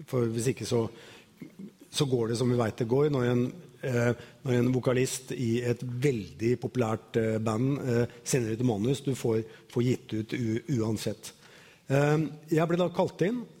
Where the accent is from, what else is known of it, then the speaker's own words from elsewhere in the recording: Bømlo, Vestland, Norway; born there; Jeg ble født på Bømlo.